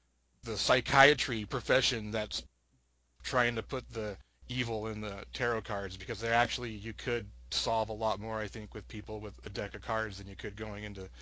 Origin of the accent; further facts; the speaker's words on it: Utah, United States; moved away as an adult; also born or lived in Salt Lake City, Utah; now in California, United States; But I grew up in Utah, and in Utah, you get married young